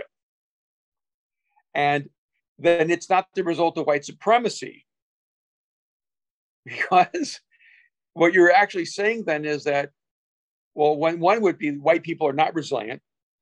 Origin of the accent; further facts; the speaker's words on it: El Salvador; English is a second language; moved away; I'm an immigrant from El Salvador. I had to learn a second language in a new society, a new culture with a new people